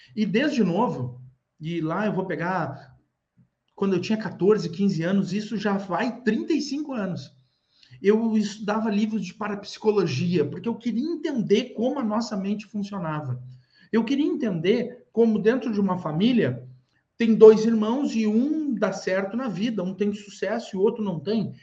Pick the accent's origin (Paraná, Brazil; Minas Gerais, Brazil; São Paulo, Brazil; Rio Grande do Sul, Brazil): Rio Grande do Sul, Brazil; eu sou do Rio Grande do Sul